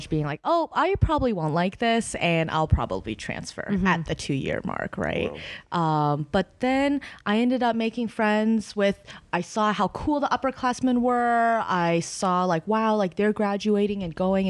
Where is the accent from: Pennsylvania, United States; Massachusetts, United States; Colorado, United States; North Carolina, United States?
Massachusetts, United States; Boston; also born or lived in China; I grew up in Boston